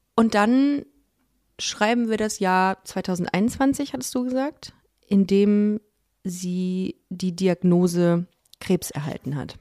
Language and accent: German; Düsseldorf, North Rhine-Westphalia, Germany; ich bin ja in Düsseldorf aufgewachsen